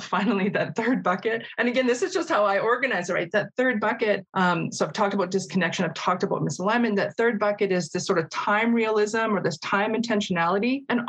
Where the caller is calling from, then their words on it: Calgary, Alberta, Canada; I want to acknowledge that I'm participating from Mokinsis in Calgary, the traditional territories of the Blackfoot Confederacy.